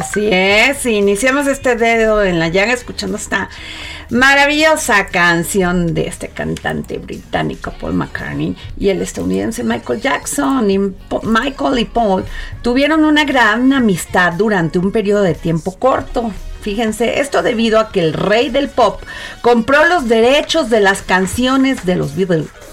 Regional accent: Vega de la Torre, Veracruz, Mexico; soy veracruzana y conozco las zonas

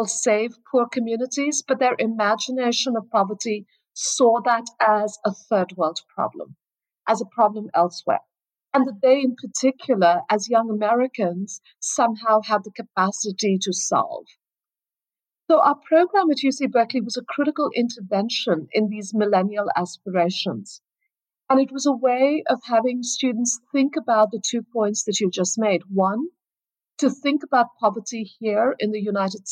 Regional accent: Kolkata, West Bengal, India; moved away as an adult; also born or lived in Oakland, California; growing up in Kolkata, obviously it is a city with quite visible forms of poverty and inequality

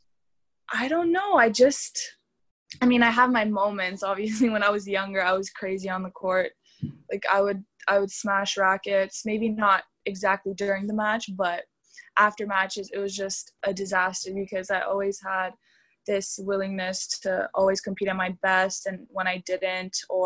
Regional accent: Canada; also born or lived in Romania; I was born in Canada. I was raised in Canada.

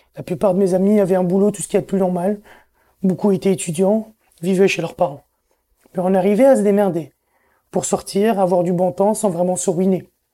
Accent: Algiers, Algiers Province, Algeria; moved away as an adult; now in Montreal, Canada; C'est Alger qui m'a fait grandir

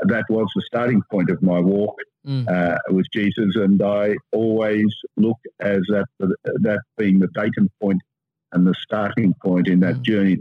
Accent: Sydney, New South Wales, Australia; the first son. I had two younger brothers, and I was brought up in Cremorne and Seaforth and then Mossman

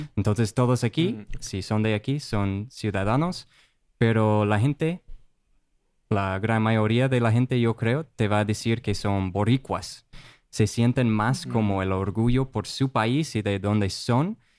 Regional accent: Rochester, Minnesota, United States; Spanish is a second language; moved away as an adult; now in Puerto Rico; soy de Estados Unidos, de ah, Rochester, Minnesota, es la casa del Mayo Clinic, el hospital, uno de los hospitales más grandes mm. en el mundo, de hecho, y pues crecí ahí

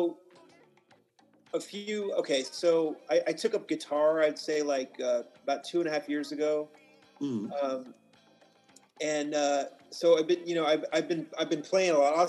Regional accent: Kansas side, United States; I'm from a suburb of Kansas City, Missouri, that happens to lie in Kansas

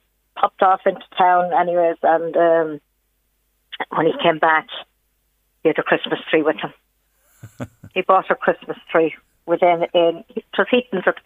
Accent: Mayo, Connacht, Ireland; moved away; Myself and my husband's originally yeah. from Mayo.

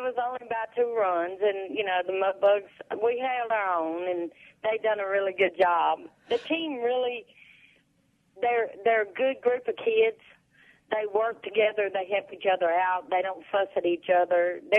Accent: Vicksburg, Mississippi, United States; we are all from Vicksburg, from Warren County.

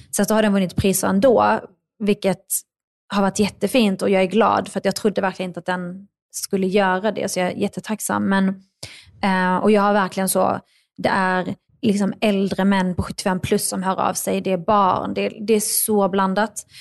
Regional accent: northern Skåne, Sweden; also born or lived in Baghdad, Iraq; växte jag upp i norra Skåne

